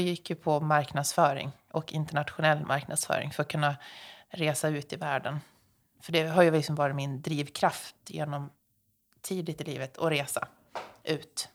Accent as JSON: {"language": "Swedish", "region": "Dalarna County", "country": "Sweden", "tie": "born or raised there", "moved": "yes", "lives_now": "Stockholm, Sweden", "said": "jag är uppväxt i Dalarna"}